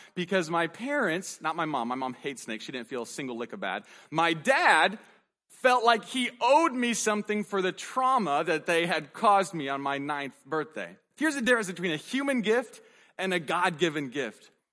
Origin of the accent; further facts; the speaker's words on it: United States; our right as an American